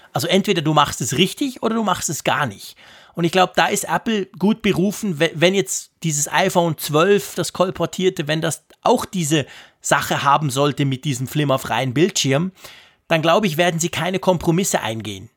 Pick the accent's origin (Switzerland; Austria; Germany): Switzerland; hier bei uns in der Schweiz